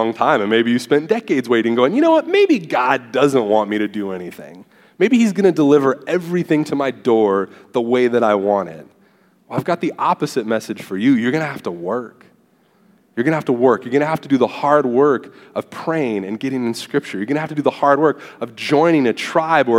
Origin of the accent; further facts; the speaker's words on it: Southern California, United States; moved away as an adult; now in Texas, United States; I'm from Southern California and moved here to Texas